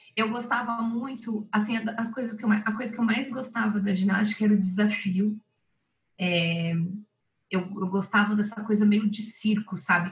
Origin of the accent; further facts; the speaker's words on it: Blumenau, Santa Catarina, Brazil; moved away; em Blumenau, Santa Catarina, que é onde eu nasci. Eu nasci ah, em Blumenau. Sim. É, nasci lá e treinei lá e treinei por 15 anos.